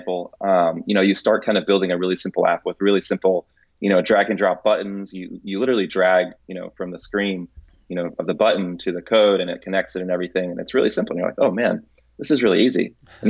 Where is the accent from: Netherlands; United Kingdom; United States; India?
United States; Tampa, Florida; also born or lived in Santo Domingo, Dominican Republic / Atlanta, Georgia / San Jose, California; at 2 years old, my family moved to Tampa, Florida.